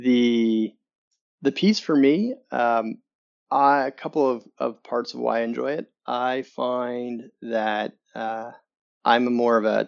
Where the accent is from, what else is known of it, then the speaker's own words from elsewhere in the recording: Canada; accent: Canadian; moved away as an adult; now in Chicago, United States; Originally from Canada. And then came to the US a number of years ago